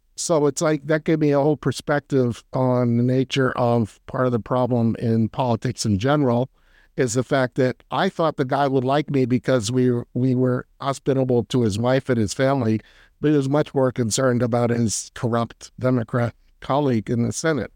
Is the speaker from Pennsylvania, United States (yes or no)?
yes; near Philadelphia, Pennsylvania, United States; now in North Carolina, United States; I grew up near Philadelphia